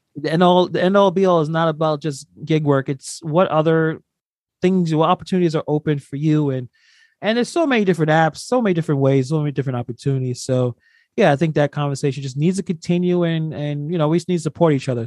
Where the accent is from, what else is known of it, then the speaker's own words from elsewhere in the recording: New York City, New York, United States; I'm from New York. I'm from Brooklyn